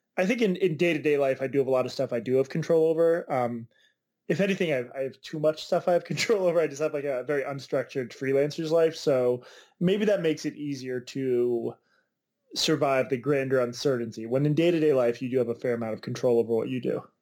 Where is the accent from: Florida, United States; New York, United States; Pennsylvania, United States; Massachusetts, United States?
Massachusetts, United States; Boston; the Boston Globe, which is my hometown paper